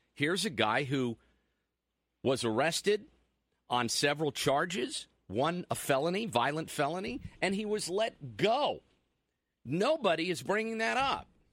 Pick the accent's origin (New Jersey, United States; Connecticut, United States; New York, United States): New Jersey, United States; I'm from Jersey, so I call everybody guys